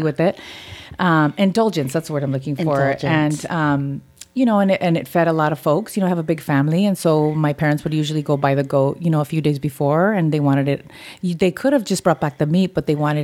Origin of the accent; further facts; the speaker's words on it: Los Angeles, California, United States; Highland Park, born and raised